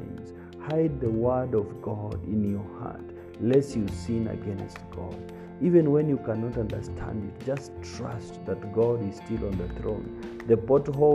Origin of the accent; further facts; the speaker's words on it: Kitui County, Kenya; growing up in Kitui County, we would find dead snakes by the roadside